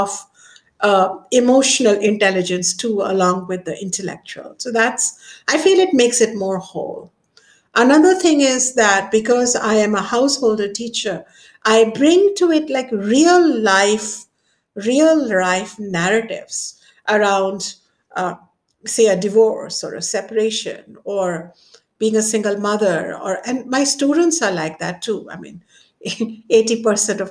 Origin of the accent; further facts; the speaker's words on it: Ayodhya, Uttar Pradesh, India; my hometown where I come from, Ayodhya